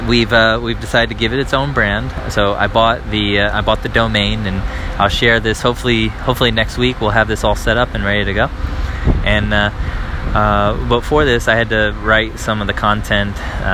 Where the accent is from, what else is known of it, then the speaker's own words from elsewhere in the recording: United States; moved away as an adult; now in Paris, France; I'm an American living here abroad with my wife and daughter